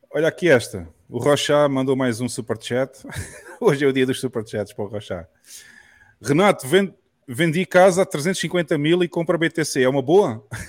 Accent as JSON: {"language": "Portuguese", "country": "Portugal", "moved": "as an adult", "lives_now": "El Salvador", "said": "eu sou português, eu vivia em Portugal até há um ano atrás e eu saí de Portugal"}